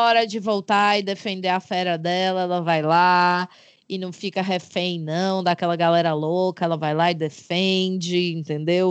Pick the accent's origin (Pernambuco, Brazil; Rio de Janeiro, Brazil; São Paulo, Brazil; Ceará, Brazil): Ceará, Brazil; Fortaleza; Sou de Fortaleza, como vocês sabem, uma, uma grande capital aqui neste, neste Brasil varonil